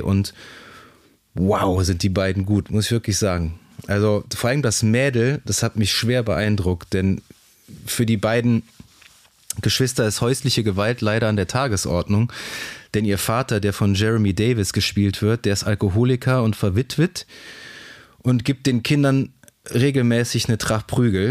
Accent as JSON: {"language": "German", "country": "Germany", "said": "so als Deutscher"}